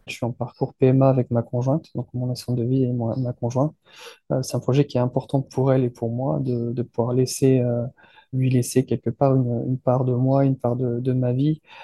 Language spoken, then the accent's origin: French; France; je suis français